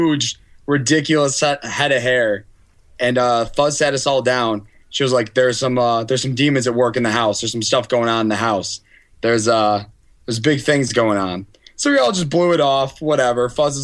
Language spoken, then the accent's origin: English; Auburn, New York, United States; I grew up in Auburn